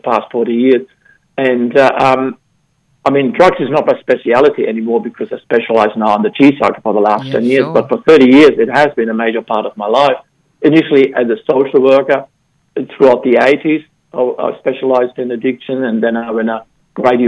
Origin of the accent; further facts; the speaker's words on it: Germany; moved away; I grew up in Germany